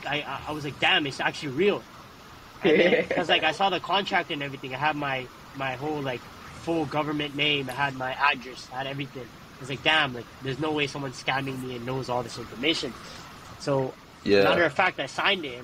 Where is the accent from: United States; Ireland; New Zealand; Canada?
Canada; Toronto, Ontario; me growing up in Toronto